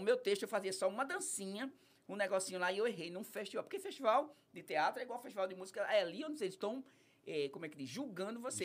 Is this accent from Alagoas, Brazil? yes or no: yes; Penedo, Alagoas, Brazil; born or raised there; also born or lived in Riacho do Pedro / Piaçabuçu